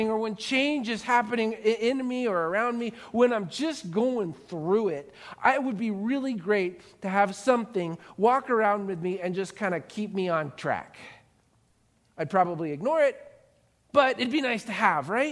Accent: Florida, United States; Growing up in Florida

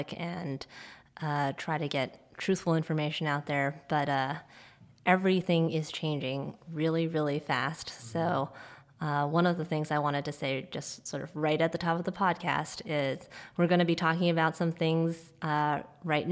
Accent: Hong Kong; now in New York, United States; I am from Hong Kong. My family is still there, most of them. And I grew up during the SARS outbreak. I was a teenager then. And then I came to the U.S.

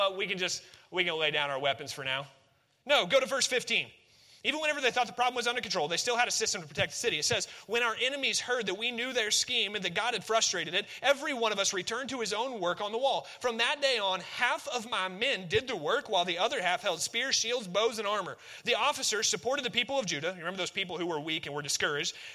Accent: Northwest Missouri, United States; we're from Northwest Missouri

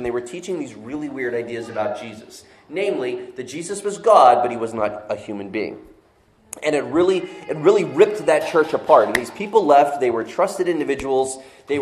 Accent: Florida, United States; moved away as an adult; also born or lived in Northeast United States; now in Northeast, United States; I saw snow like once growing my 20 years living in Florida

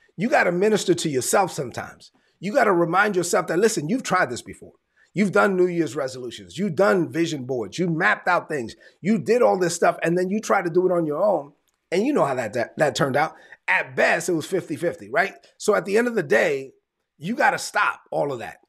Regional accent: New York City, New York, United States; I'm Dominican, I'm from New York, and I let everybody know I'm from Brooklyn

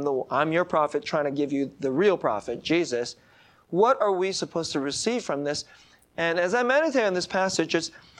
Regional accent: San Jose, California, United States; San Jose is my hometown.

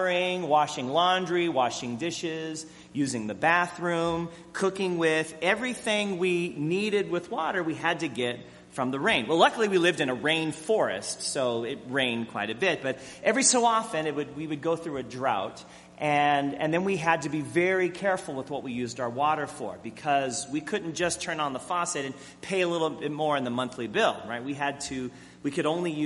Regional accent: Arizona, United States; moved away; I grew up in Arizona, where sun tea is king

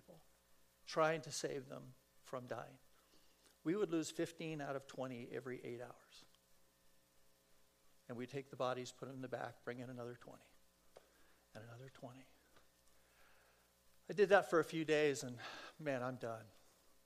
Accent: San Fernando Valley, California, United States; I'm a kid from the San Fernando Valley.

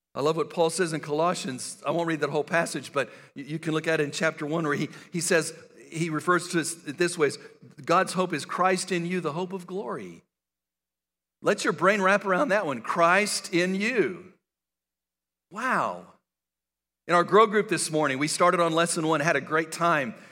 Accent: El Paso, Texas, United States; I grew up in West Texas and El Paso

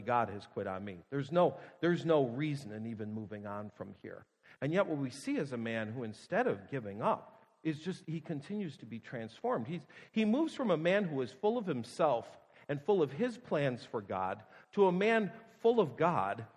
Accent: Buffalo, New York, United States; moved away; I'm from Buffalo

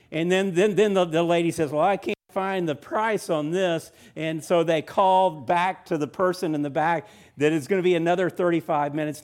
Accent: Orlando, Florida, United States; now in Milledgeville, United States; I grew up in Orlando, Florida

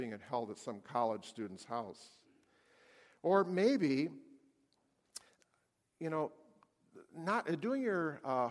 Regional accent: United States; we as American Christians

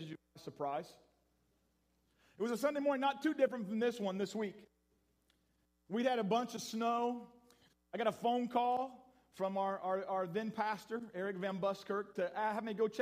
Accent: Ross County, Ohio, United States; also born or lived in Florida; I'm from Ohio, grew up right here in Ross County, but I spent part of my teenage years in Florida

